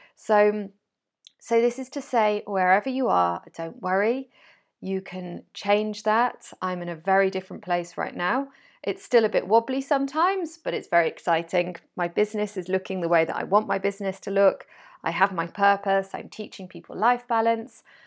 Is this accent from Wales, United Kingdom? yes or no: yes; Wales, United Kingdom; moved away as an adult; also born or lived in France; now in Spain; I was born in Wales. I grew up in Wales.